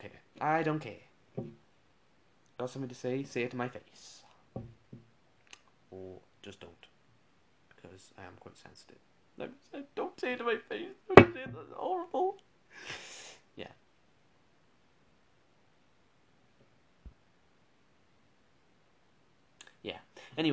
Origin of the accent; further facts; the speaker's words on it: Welsh, Wales, United Kingdom; I'm Welsh, with Chopsy.